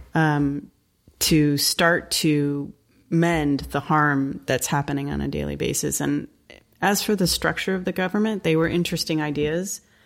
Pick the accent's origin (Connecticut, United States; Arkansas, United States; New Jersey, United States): Connecticut, United States; New England; I grew up in New England, in Connecticut